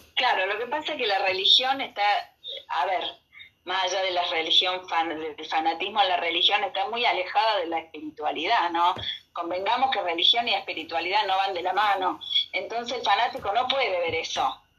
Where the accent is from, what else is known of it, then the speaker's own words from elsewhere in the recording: Argentina; somos argentinos